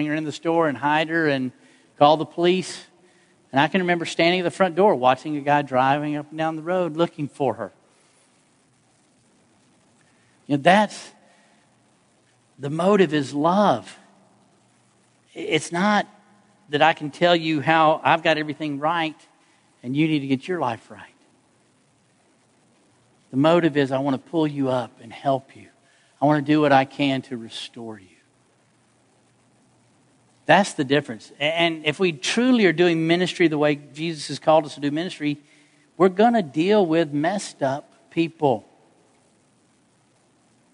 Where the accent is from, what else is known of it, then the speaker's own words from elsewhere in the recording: Atlanta, Georgia, United States; I grew up in Atlanta